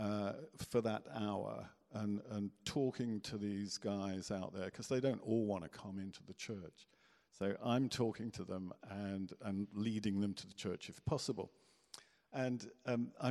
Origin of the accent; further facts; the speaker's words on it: Guernsey; I was born in Guernsey